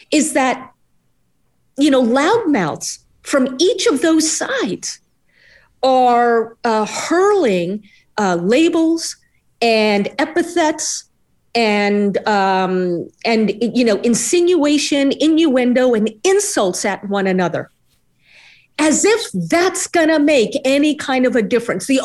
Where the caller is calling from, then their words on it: New York City, New York, United States; here in the United States, uh, I'm joining you from New York City